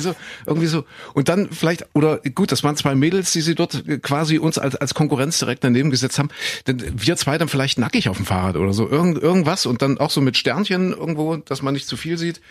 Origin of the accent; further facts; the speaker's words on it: Saxony-Anhalt, Germany; ich bin in Sachsen-Anhalt Hanna zur Schule gegangen